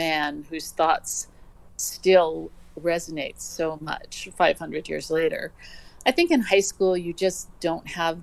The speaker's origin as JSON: {"language": "English", "town": "New York City", "region": "New York", "country": "United States", "tie": "born or raised there", "said": "I grew up in Manhattan. I grew up in the city"}